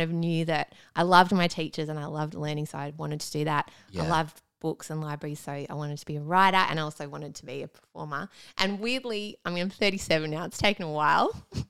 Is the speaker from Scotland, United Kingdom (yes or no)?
no; Doncaster, Yorkshire and the Humber, United Kingdom; Yeah, just in Doncaster.